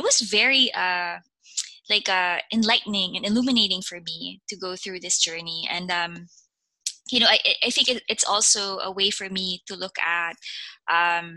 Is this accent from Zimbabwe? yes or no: no; Philippines; moved away as an adult; now in United States; When I was growing up in the Philippines